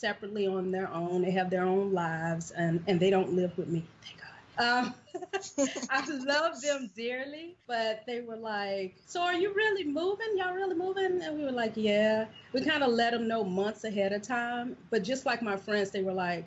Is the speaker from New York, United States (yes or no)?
no; Louisiana, United States; moved away as an adult; now in Mexico; when we tell them Louisiana, then they say, why did you move here?